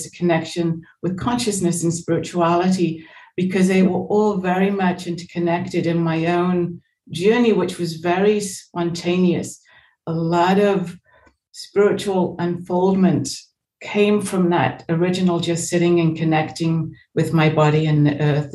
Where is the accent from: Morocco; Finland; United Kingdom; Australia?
United Kingdom; England; moved away as an adult; also born or lived in United States; I was born in England. I came to America for a year when I was 17. So I went back to England when I was 18.